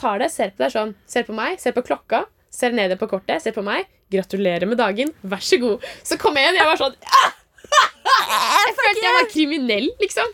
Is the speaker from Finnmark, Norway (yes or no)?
no; Oslo, Norway; moved away as an adult; now in Trondheim, Norway; var jeg jo hjemme i Oslo. Altså Jeg går jo på folkehøyskole i Trondheim, så jeg reiste jo hjem til Oslo